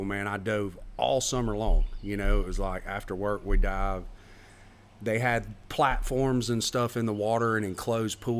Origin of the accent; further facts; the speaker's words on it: Pelham, Alabama, United States; I grew up in Pelham, Alabama, just south of Birmingham